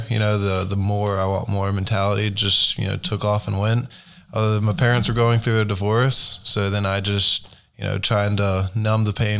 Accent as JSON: {"language": "English", "town": "Beaufort", "region": "North Carolina", "country": "United States", "tie": "born or raised there", "moved": "as an adult", "lives_now": "Oklahoma City, United States", "said": "I was born in North Carolina, grew up on the Crystal Coast, Beaufort specifically, small little beach town."}